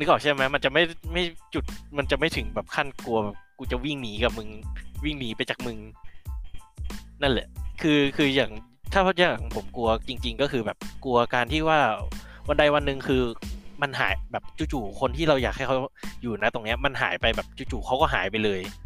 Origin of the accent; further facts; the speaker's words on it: Bangkok, Thailand; also born or lived in a Thai province (upcountry, with grandparents); พอโตมาผมก็กลับมาอยู่กรุงเทพก็กลับมาเรียนที่กรุงเทพตั้งแต่ป .1 เอ้ยตั้งแต่อนุบาลก็มาเรียนที่กรุงเทพ